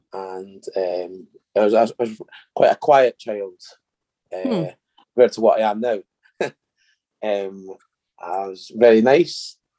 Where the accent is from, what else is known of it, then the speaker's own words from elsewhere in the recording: Edinburgh, Scotland, United Kingdom; accent: Scottish; I live in Edinburgh. Uh-huh. And we've got strong Scottish accents.